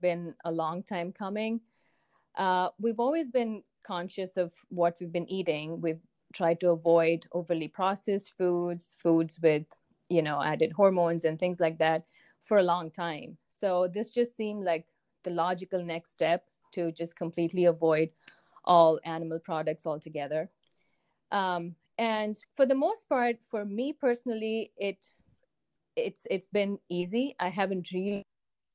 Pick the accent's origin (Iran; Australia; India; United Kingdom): India; Chennai, Tamil Nadu; moved away as an adult; also born or lived in northwestern India / Ohio; now in United States; I grew up in a city called Chennai in the south of India. That's where I was born. And I lived there until after high school.